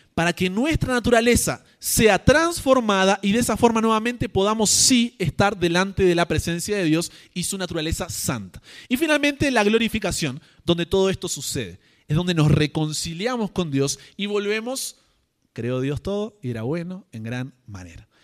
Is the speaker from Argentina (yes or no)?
yes; Argentina; yo como argentino